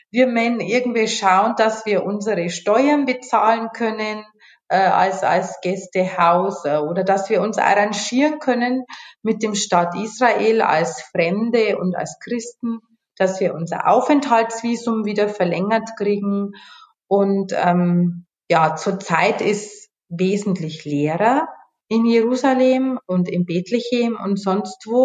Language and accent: German; Bavaria, Germany; Also ich komme ja aus Bayern.